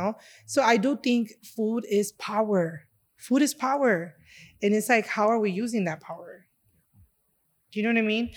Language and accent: English; Chicago, Illinois, United States; I was born and raised here in Chicago, um, and my da-, my dad is from Honduras and my mom from Puerto Rico, and I was actually raised in Humboldt Park